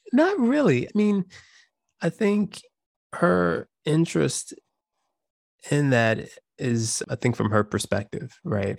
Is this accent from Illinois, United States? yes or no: yes; Chicago, Illinois, United States; I grew up in Chicago